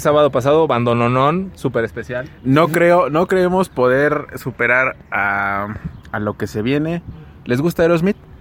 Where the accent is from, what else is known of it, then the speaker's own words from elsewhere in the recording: Mexico; Como mexicanos